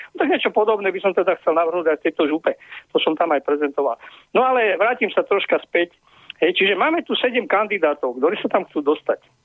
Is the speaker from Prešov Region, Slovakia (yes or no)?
yes; Poprad, Prešov Region, Slovakia; Ja som terorista z Popradu